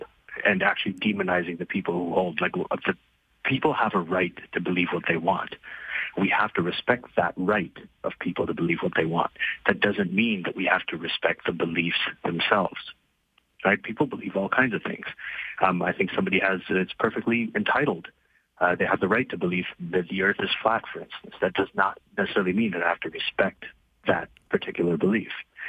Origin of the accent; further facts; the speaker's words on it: Libya; moved away as an adult; also born or lived in Saudi Arabia / Pakistan; as somebody who came to North America in my 20s, and I grew up in Libya, Saudi Arabia, and Pakistan